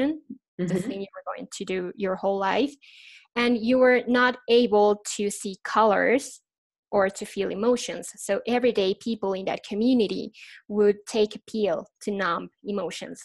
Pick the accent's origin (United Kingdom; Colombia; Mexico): Mexico; moved away as an adult; now in Mexico City, Mexico; I am from Mexico. I am from tequila and tacos land